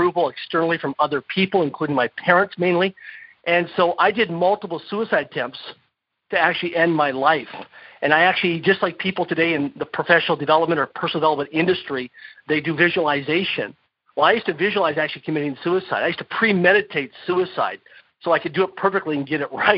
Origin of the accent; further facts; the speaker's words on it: Saskatoon, Saskatchewan, Canada; I was born and raised in Saskatoon, Saskatchewan, Canada, and grew up as a kid in a small town of less than 20,000 people in population in current Saskatchewan, Canada.